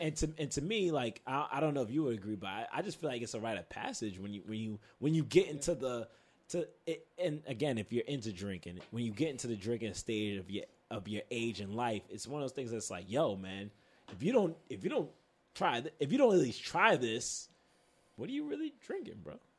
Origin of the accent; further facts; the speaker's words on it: New York, United States; I'm from Queens